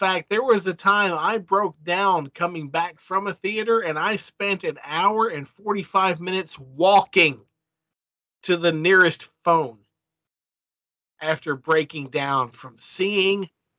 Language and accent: English; Lebanon, Kentucky, United States; now in Lexington, United States; I grew up in Lebanon, Kentucky, where the nearest theater was 35